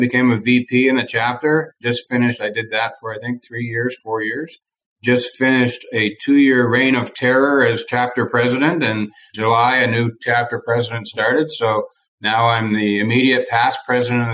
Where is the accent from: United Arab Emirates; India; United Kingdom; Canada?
Canada; Eastern Canada; moved away as an adult; also born or lived in New Brunswick, Canada / Northern Maine, United States; now in Arizona, United States; I was born and raised in Eastern Canada, so I have a hint of an accent sneaks through now and then